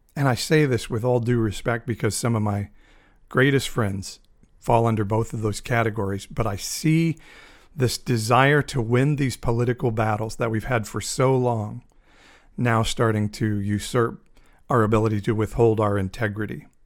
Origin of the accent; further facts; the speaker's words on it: United States; as an American, as a Republican and as an evangelical